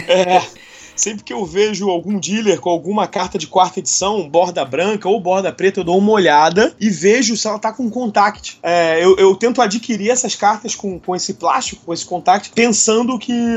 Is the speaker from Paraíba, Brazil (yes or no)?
no; Rio de Janeiro, Brazil; eu sou aqui do Rio de Janeiro, sou nascido e crescido aqui no Rio de Janeiro